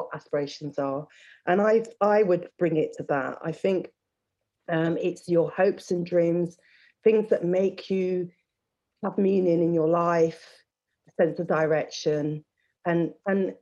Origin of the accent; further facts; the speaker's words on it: Leicester, East Midlands, United Kingdom; I grew up in Leicester